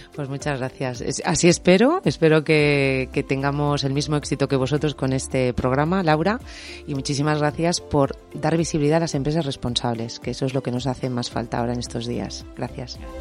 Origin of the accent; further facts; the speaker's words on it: Tarragona, Catalonia, Spain; yo soy de Tarragona y me siento orgullosísima de ser de Tarragona.